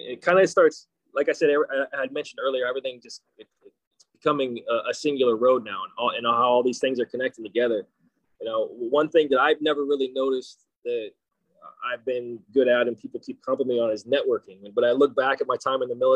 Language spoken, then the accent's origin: English; Kansas, United States; moved away as an adult; now in San Diego, United States; I grew up in Kansas. a little hick town in Kansas, no less.